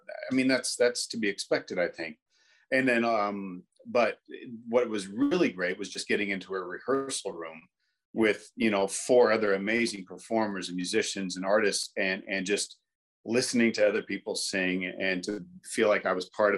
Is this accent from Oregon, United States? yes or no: no; Indianapolis, Indiana, United States; I grew up in Indianapolis, Indiana